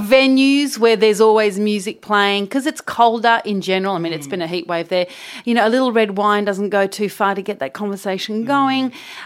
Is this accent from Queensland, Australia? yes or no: no; Sydney, New South Wales, Australia; also born or lived in Fitzroy, Melbourne; Eastern suburbs for my sins. I mean, I grew up in Bondi Road, you know, in the 70s when Sydney was a bit new.